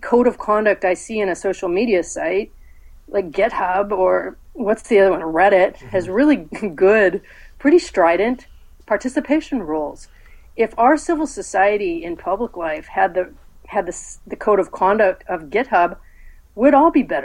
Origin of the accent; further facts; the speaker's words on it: San Jose, California, United States; I was born in San Jose, I grew up in Northern California.